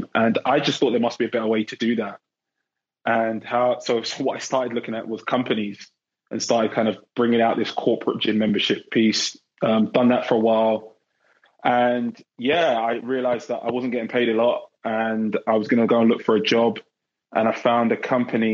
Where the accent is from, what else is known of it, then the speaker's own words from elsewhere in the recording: London, United Kingdom; moved away as an adult; now in Bay Area, United States; I grew up in England, born and bred in London